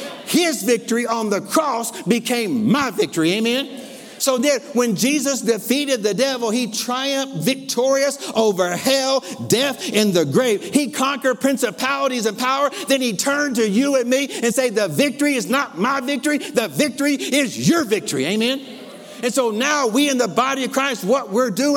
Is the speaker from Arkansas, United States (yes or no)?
yes; Lower Arkansas, United States; I grew up in L.A., Lower Arkansas. I grew up in Arkansas